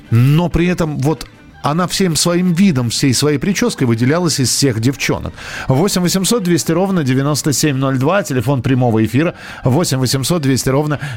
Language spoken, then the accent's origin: Russian; Saint Petersburg, Russia; Я из Санкт-Петербурга, парикмахер по профессии.